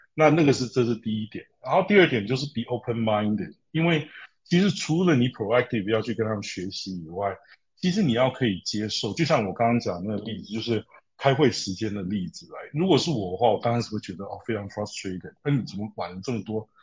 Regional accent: Taiwan; moved away; 因为我没有在台湾工作过，虽然我是台湾人

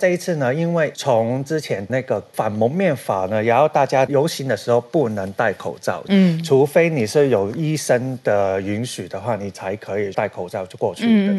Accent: Hong Kong; 所以大大家以为就是、嗯、我们香港人都以为说我们的嘉欣 BB 就是那个我们

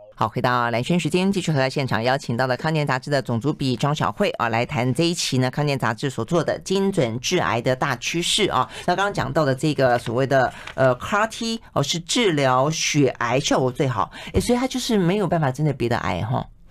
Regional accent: Taiwan; 我们台湾人本身

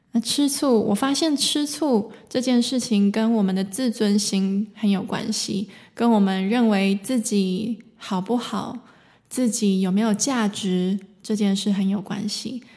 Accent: Taiwan; now in Germany; 我来自台湾，现在住在德国，从事声音疗愈

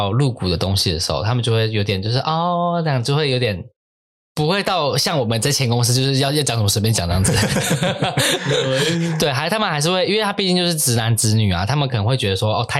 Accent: Taiwan; 我们台湾人就是很崇洋媚外嘛，对不对？嗯、就什么都要美国美国这样子。然后美国很多的这样的风气已经影响到我们了。就我发现台湾很多东西。开始盛行都会是美国先，之后台湾会跟上。

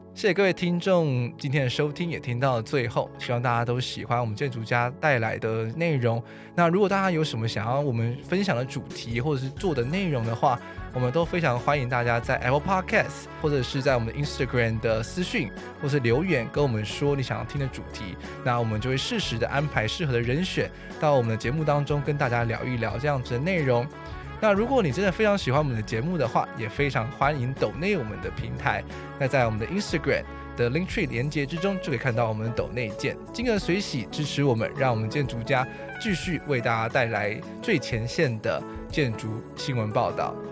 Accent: Taiwan; 我们生在台湾

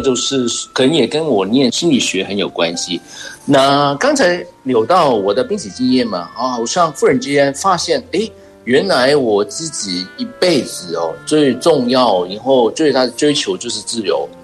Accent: Hong Kong; 我是来自香港的

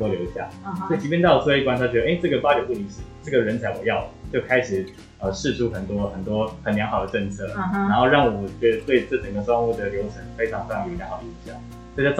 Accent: Taiwan; 这也是我觉得我们台湾人才连我自己都获益良多的部分。

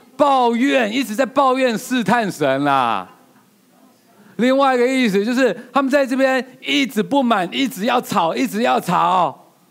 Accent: Taiwan; 我们台湾人

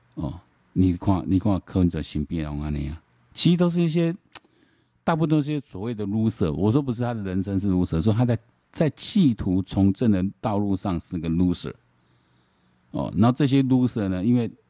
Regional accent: Taiwan; 然后我们台湾人民

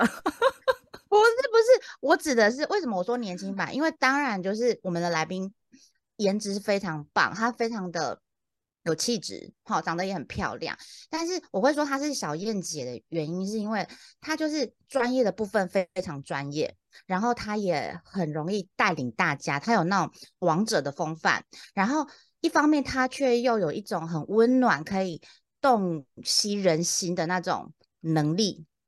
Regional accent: central-southern Taiwan, Taiwan; moved away as an adult; now in Taipei, Taiwan; 我是那个中南部长大的小孩

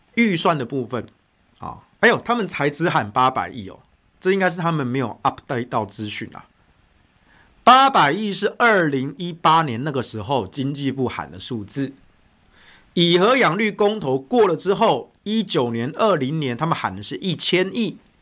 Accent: Taichung, Taiwan; 我的家乡台中

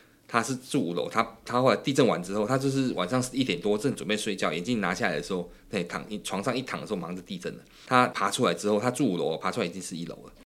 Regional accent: Taichung, Taiwan; 我老家也是在台中，我在太平，那其实也是重灾区。

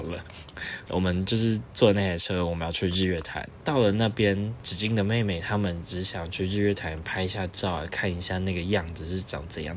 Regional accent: Taiwan; 在场应该只有我是台湾人

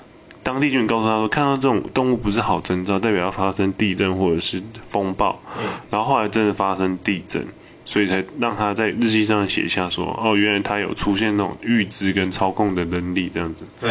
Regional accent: Taiwan; 我们台湾人

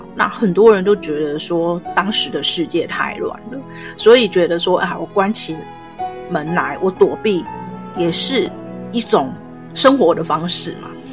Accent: Taiwan; 我们就是台湾这边的

